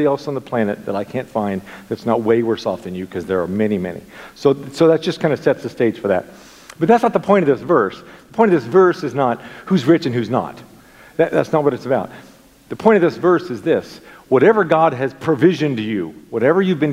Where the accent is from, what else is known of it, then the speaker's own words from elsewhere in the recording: United States; as an American